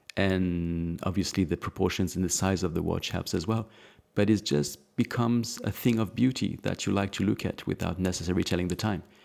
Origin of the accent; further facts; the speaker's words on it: Alsace, Grand Est, France; I was born in Alsace